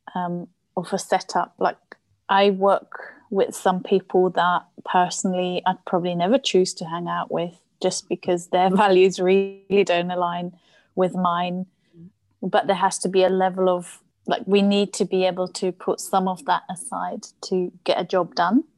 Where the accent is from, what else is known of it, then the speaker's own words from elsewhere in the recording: Switzerland; first language German; English is a second language; moved away as an adult; now in London, United Kingdom; I was born in Switzerland quite a few years ago now